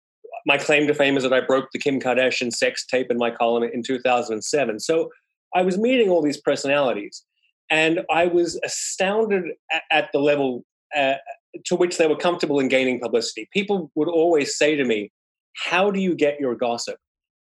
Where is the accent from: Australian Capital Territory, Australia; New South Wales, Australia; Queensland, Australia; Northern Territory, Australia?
New South Wales, Australia; Sydney; moved away as an adult; now in New York City, United States; I'm an Aussie and I moved to New York City from Sydney in 1998.